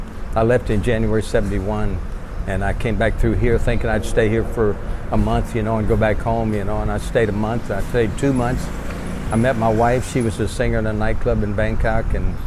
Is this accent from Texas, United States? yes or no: yes; Texarkana, Texas, United States; moved away as an adult; now in Pattaya, Thailand; From America, from Texarkana, Texas.